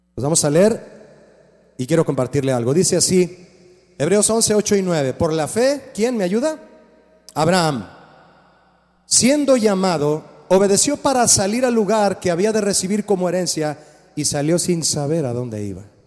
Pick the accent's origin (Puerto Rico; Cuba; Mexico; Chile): Mexico; Todos, todos nacimos en México